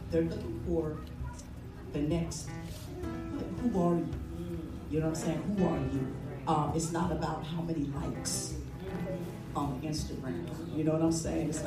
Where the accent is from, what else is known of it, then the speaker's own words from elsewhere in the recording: Seattle, Washington, United States; I am from Seattle, Washington, the Emerald City, uh, the rich city.